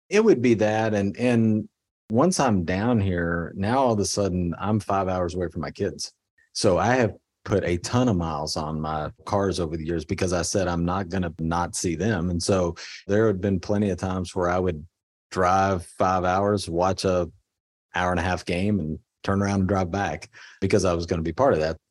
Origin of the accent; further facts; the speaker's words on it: Kentucky, United States; I grew up in Kentucky